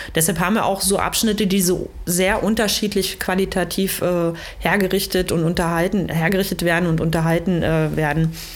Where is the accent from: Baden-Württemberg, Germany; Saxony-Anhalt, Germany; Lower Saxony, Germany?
Saxony-Anhalt, Germany; Magdeburg; moved away as an adult; ich komme ursprünglich hier aus der Nähe von Magdeburg, bin hier aufgewachsen und auch in Magdeburg äh, zur Schule gegangen